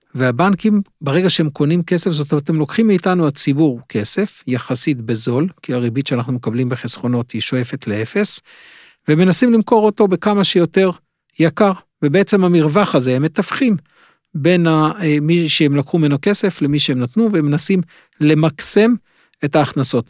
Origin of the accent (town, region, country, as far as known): Israel